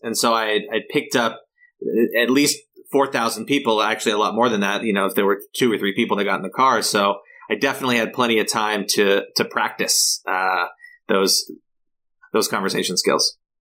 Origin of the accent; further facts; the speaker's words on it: Los Angeles County, Southern California, United States; also born or lived in Humboldt County, California; now in San Francisco, United States; I grew up in Southern California in, in Los Angeles County.